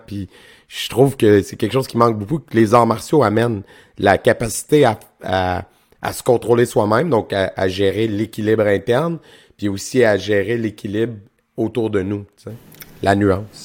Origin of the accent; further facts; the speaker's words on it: Quebec, Canada; je viens de région aussi, je viens du centre du Québec